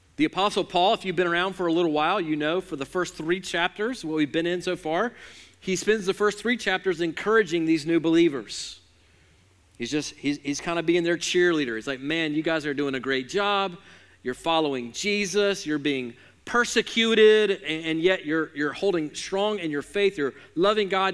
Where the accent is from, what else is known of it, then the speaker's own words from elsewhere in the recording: Alabama, United States; I'm from Alabama